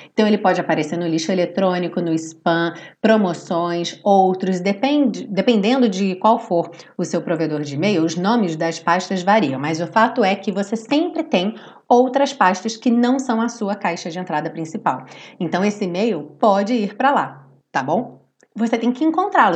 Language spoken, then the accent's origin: Portuguese; Brazil; nós somos brasileiros